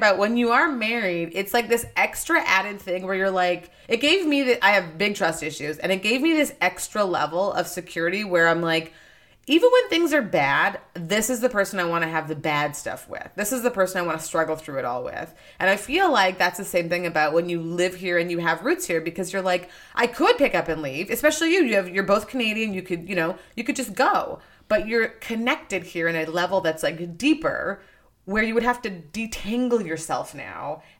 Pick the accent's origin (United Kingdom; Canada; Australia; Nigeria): Nigeria; born there; I was born in Nigeria. I'm like, it would have been an opportunity for me to apply as a Nigerian